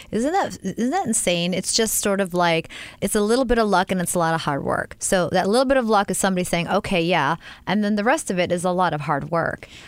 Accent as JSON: {"language": "English", "area": "right outside of Philly", "region": "Pennsylvania", "country": "United States", "tie": "born or raised there", "moved": "as an adult", "lives_now": "Los Angeles, United States", "said": "I am a PA, Pennsylvania girl, right outside of Philly."}